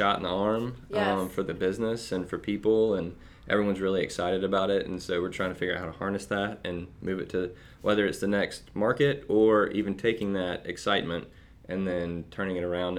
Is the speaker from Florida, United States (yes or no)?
no; Athens, Georgia, United States; we're from Athens, we're in Athens